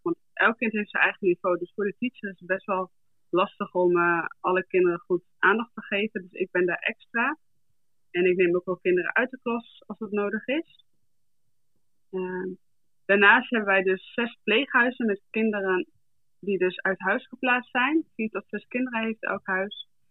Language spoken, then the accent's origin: Dutch; Groningen, Netherlands; now in South Africa; ik ben geboren en getogen in Groningen, in Dorkwet.